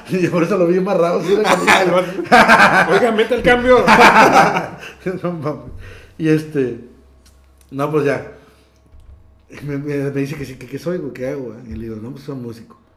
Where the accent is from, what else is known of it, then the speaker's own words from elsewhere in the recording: Matamoros, Tamaulipas, Mexico; soy de Matamoros